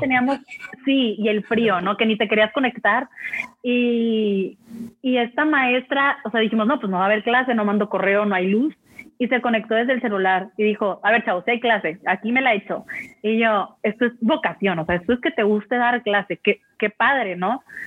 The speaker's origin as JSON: {"language": "Spanish", "country": "Mexico", "said": "como buen mexicano"}